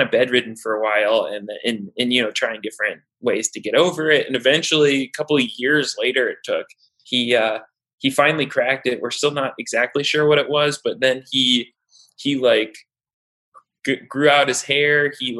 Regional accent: Seattle, Washington, United States; moved away as an adult; I grew up in Seattle, Washington.

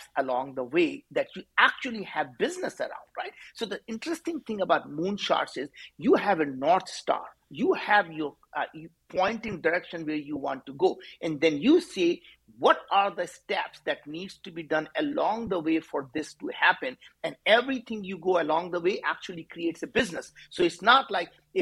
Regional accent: India; as an Indian guy

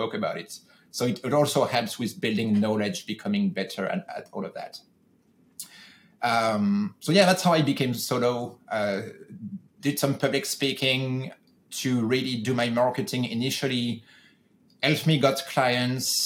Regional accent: France; moved away as an adult; now in California, United States; I'm originally from France, and the job that I had that I'm talking about were in France. When I decided to go solo, I moved to the US

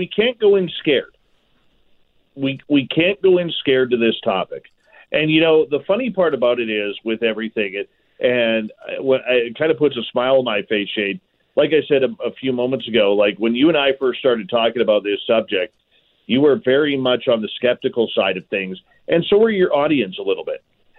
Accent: Canada

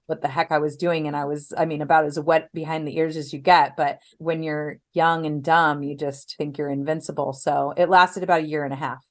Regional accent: Los Angeles, California, United States; also born or lived in Orange County, California / Temecula, California; now in San Diego, United States; Los Angeles

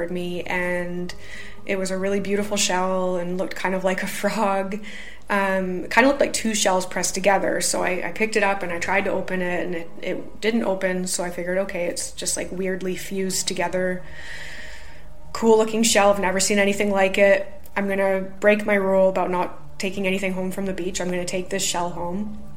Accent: Canada; now in United Kingdom; I'm a Canadian

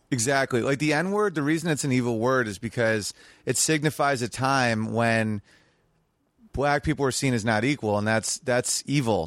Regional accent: New York, United States; my hometown is Sweet Little New York.

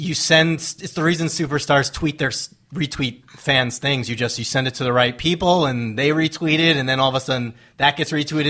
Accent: Long Island, New York, United States; moved away; because we're both from Long Island. So we happen to be going back home that day, that week.

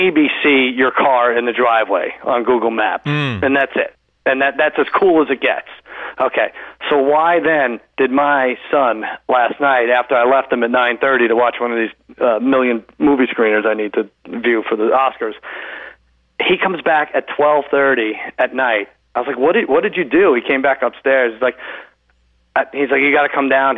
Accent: Long Island, New York, United States; I grew up in Long Island

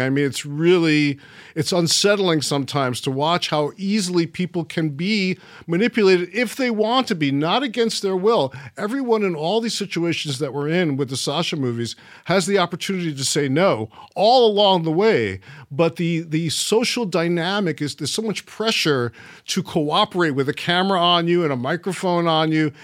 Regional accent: New York City, New York, United States; moved away; also born or lived in Florida; I stayed in Coney Island, Brighton Beach. I was in Trump Village yep. which was on the uh, like split the difference between Brighton Beach on the one side and Coney Island on the other. And that's pretty much where I grew up

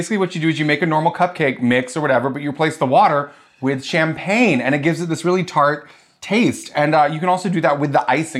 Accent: North Carolina, United States; Oh, I'm from North Carolina.

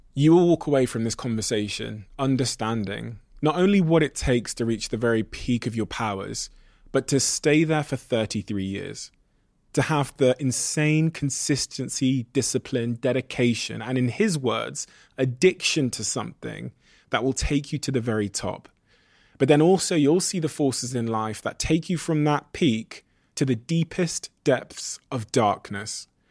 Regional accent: Botswana; I was born in Botswana.

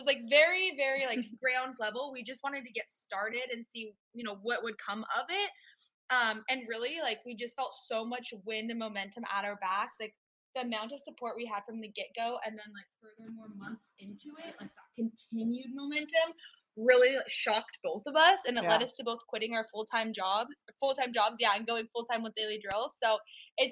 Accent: just south of Seattle, a smaller town in Washington State, United States; now in Los Angeles, United States; I'm from a smaller town in Washington State, just south of Seattle

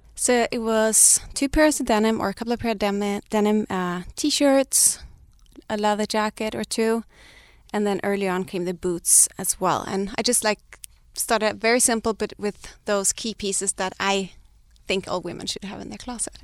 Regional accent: Sweden; moved away as an adult; also born or lived in Denmark; now in Los Angeles, United States; I'm Danish, but I grew up in Sweden

